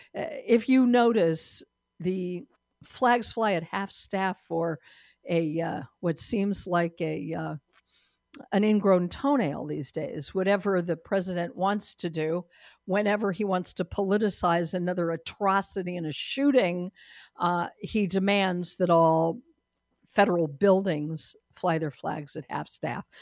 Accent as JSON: {"language": "English", "country": "United States", "said": "I'm not a Brit, I'm an American"}